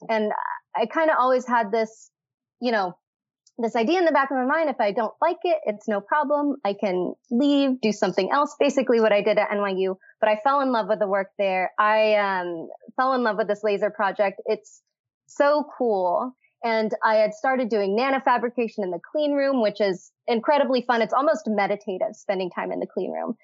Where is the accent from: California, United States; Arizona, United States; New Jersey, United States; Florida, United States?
California, United States; moved away as an adult; also born or lived in New York; I was from California